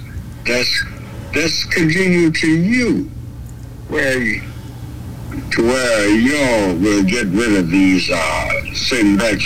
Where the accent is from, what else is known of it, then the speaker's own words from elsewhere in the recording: Texas, United States; When they made me the president of Junior NAACP in my hometown, my home is here in Texas